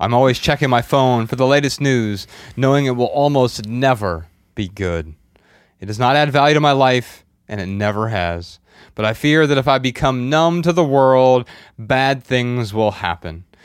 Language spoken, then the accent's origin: English; Dayton, Ohio, United States; So we're from Dayton, Ohio.